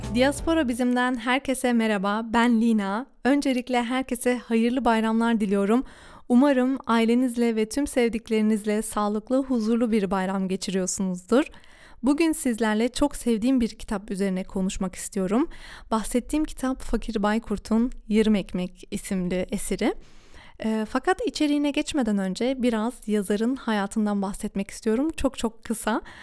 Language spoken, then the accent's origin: Turkish; Duisburg, North Rhine-Westphalia, Germany; ben de Almanya'nın Duisburg şehrinde doğdum, büyüdüm ve burada yaşıyorum